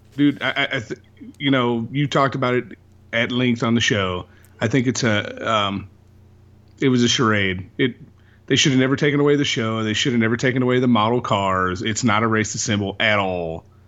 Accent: the South, United States; And I'm from the South

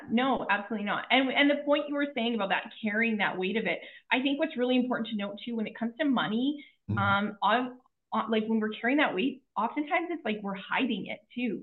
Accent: Kelowna, British Columbia, Canada; I was born in Kelowna, BC, in Canada.

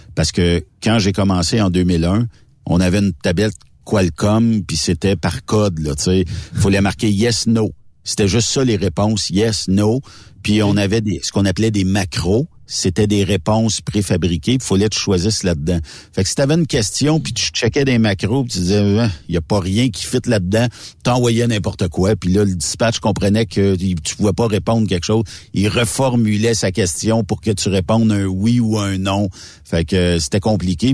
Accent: Canada; moi, je suis Canadien

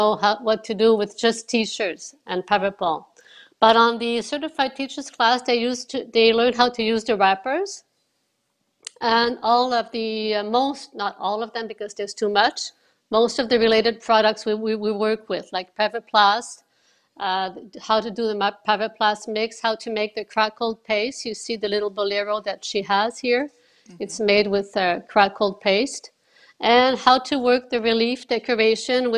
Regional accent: Montreal, Quebec, Canada; I've always lived in Montreal. I was born in Montreal

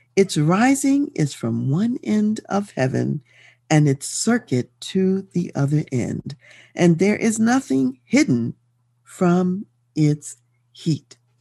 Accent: Baltimore, Maryland, United States; moved away as an adult; also born or lived in Washington, D.C.; now in Colorado Springs, United States; I grew up in Baltimore, Maryland

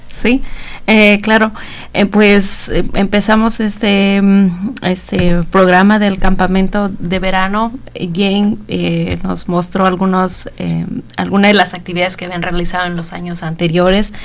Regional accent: Oaxaca, Mexico; moved away as an adult; now in Bloomington, United States; yo soy de México, de Oaxaca

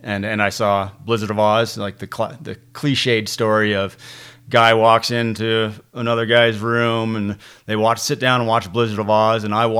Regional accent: Ontario, Canada; I would go back to the rafting company that I grew up working at in Ontario, along the Ottawa River, a place called Wilderness Tours.

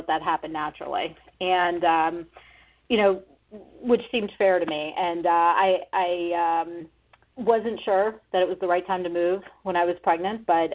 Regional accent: Florida, United States; also born or lived in Boston; now in Arizona, United States; I'm from Florida

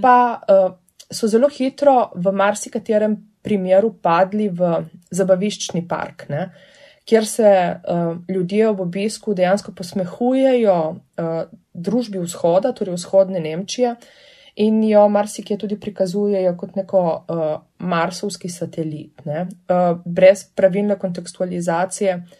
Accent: Primorska, Goriška, Slovenia; prihajam iz Primorske, torej iz Goriške, kjer je vseeno ta pripoved bila del moje identitete od zgodnega otroštva

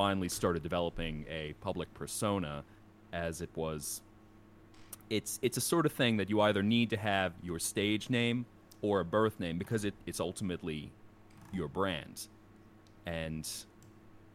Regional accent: outside the Philadelphia area, New Jersey, United States; now in Dallas, United States; I grew up outside the Philadelphia area

